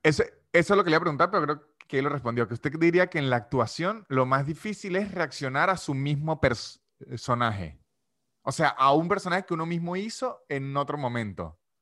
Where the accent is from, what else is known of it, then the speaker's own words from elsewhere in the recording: San Cristóbal, Táchira, Venezuela; now in Argentina; yo que soy de San de Cristóbal